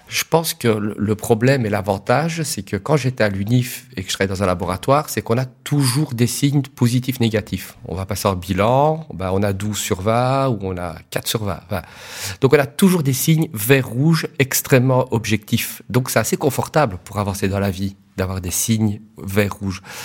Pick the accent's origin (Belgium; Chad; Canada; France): Belgium; Liège, Wallonia; je suis liégeois